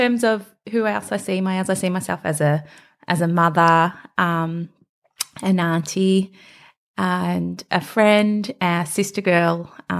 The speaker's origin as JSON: {"language": "English", "town": "Melbourne", "region": "Victoria", "country": "Australia", "tie": "born or raised there", "said": "So I'm very much a Melbourne girl. I'm born and raised in Fitzroy, grew up in the commission flats on the 11th floor. And that was sort of my upbringing."}